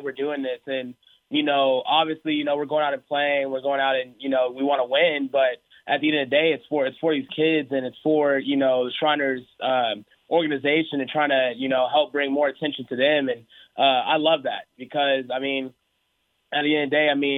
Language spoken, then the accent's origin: English; Houston, Texas, United States; moved away; also born or lived in Oklahoma; I was born in Oklahoma, lived in Oklahoma for about 3 years, and then moved down to Houston after